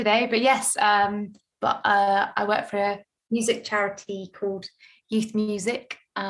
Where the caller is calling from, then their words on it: London, United Kingdom; I'm calling in from South London today. I've just literally moved here yesterday.